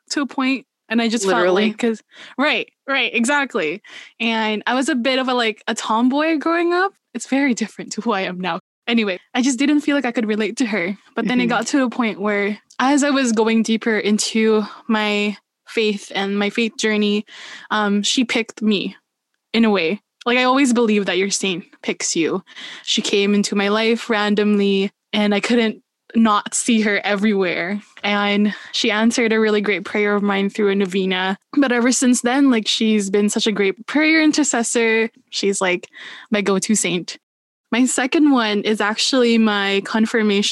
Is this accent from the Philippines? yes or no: yes; Philippines; moved away; growing up, I was raised in the Philippines